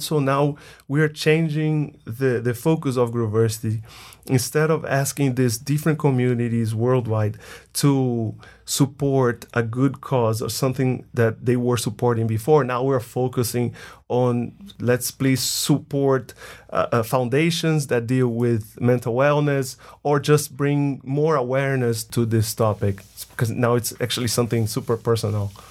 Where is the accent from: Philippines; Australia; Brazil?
Brazil; Bahia; moved away as an adult; now in United States; I'm from Brazil, more specifically from the northeast of Brazil. a state called Bahia.